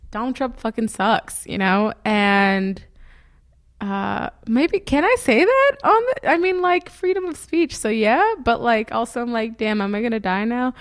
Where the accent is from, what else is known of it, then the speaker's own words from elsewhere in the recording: New York City, New York, United States; I'm from the Bronx, and I spend a spent a lot of my time in Hunts Point